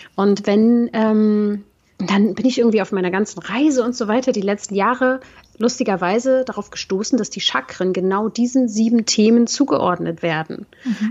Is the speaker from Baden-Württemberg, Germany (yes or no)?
no; Berlin, Germany; aus Berlin, wo ich herkomme